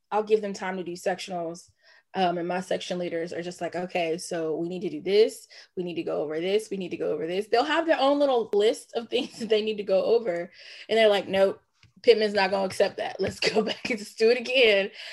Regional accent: Jonesboro, Georgia, United States; also born or lived in Atlanta, Georgia / Nashville, Tennessee; grew up in Clayton County, graduate of Clayton County. So shout out to Clayton County, Jonesboro.

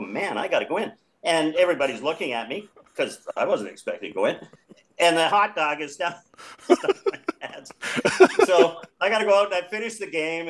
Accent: Vancouver, British Columbia, Canada; I'm from Vancouver

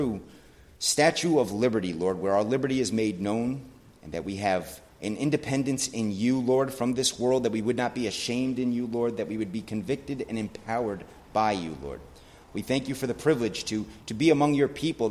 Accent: United States; me being an American

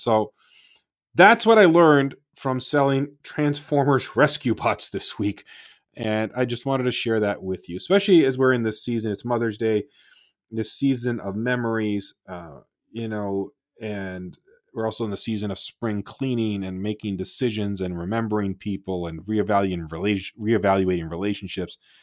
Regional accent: Toronto, Ontario, Canada; now in United States; I grew up in Toronto

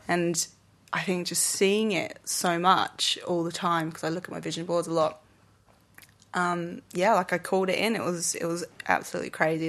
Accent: England, United Kingdom; moved away as an adult; now in Australia; I came from, I'm English and back in the U K

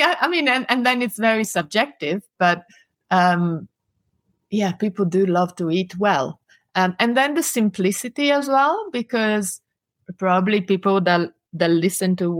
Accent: Italy; moved away

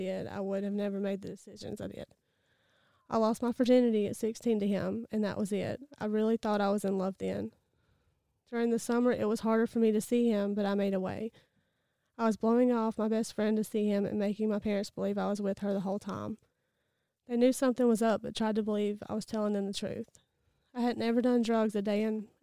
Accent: Easley, South Carolina, United States; I was born in Easley, South Carolina. I have been in Pickens County my entire life

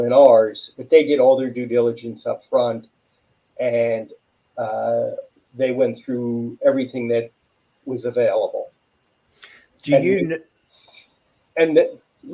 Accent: West Broward, Florida, United States; also born or lived in New York; I grew up in West Broward

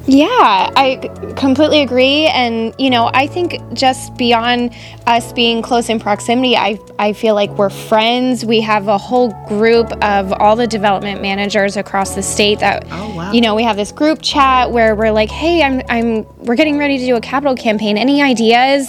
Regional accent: Fort Myers, Florida, United States; I was born and raised here in Fort Myers

